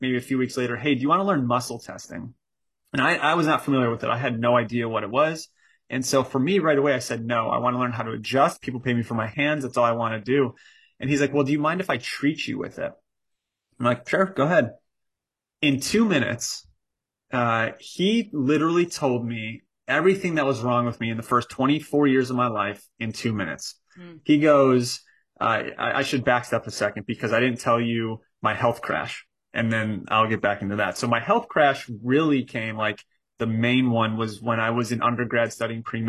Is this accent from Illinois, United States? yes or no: yes; Chicago, Illinois, United States; So I grew up in Chicago, and in Chicago, all my family still is, majority of my family.